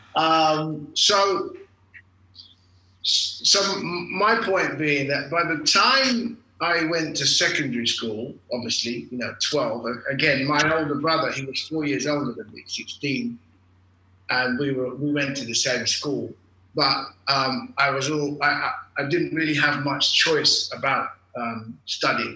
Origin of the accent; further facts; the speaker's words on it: London, United Kingdom; I was born and raised in England, London, England, Golders Green, actually, right in the heart of the Jewish community.